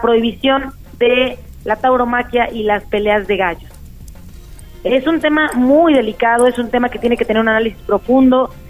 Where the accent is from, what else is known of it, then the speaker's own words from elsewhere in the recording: Puebla, Mexico; como poblanos, como poblanas